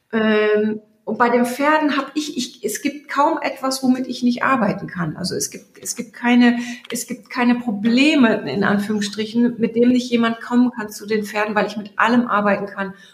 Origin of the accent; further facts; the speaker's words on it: Germany; Jetzt bin ich aus Friese, aus Friese reden gar nicht so viel.